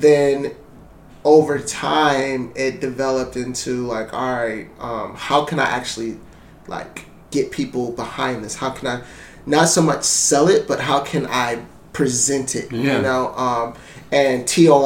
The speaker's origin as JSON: {"language": "English", "town": "Ann Arbor", "region": "Michigan", "country": "United States", "also_born_or_lived": "Columbus", "said": "I'm originally from Ann Arbor, Michigan"}